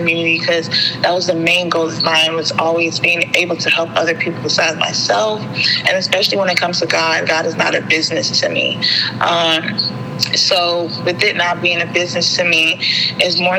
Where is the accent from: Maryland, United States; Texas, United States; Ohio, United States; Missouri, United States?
Maryland, United States; Prince George's County; also born or lived in Nigeria (ancestry); I grew up in Prince George's County my whole entire life